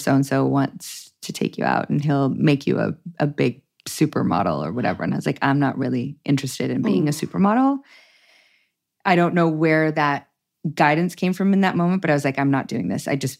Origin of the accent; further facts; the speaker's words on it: Toronto, Ontario, Canada; Toronto proper, yeah.